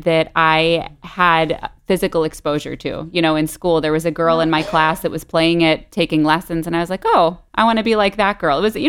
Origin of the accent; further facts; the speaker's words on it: Detroit, Michigan, United States; now in Miami, United States; I grew up outside of Detroit in the suburbs and currently in Miami, Florida